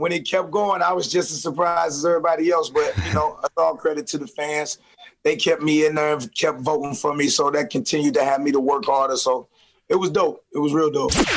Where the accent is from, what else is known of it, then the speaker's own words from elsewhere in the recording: St. Louis, Missouri, United States; I'm from St. Louis